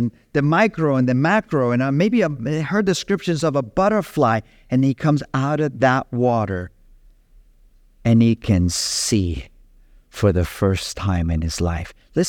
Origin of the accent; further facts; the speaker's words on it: Capdepera, Balearic Islands, Spain; I remember as a young boy growing up in Capdepera and my best friend being a Christian